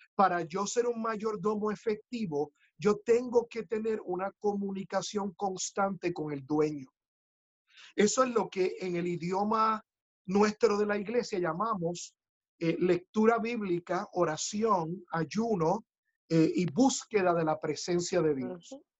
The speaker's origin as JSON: {"language": "Spanish", "country": "Puerto Rico", "said": "ingeniosos somos los boricuas"}